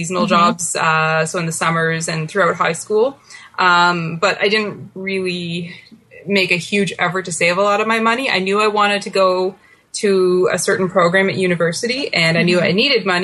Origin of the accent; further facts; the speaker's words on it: Ottawa, Ontario, Canada; I born and raised in Ottawa and, I'm back here now in Ottawa.